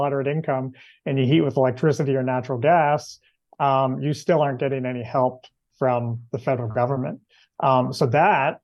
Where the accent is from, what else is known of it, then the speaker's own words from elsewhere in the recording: Nova Scotia, Canada; I'm actually in Nova Scotia right now, and I'm from Nova Scotia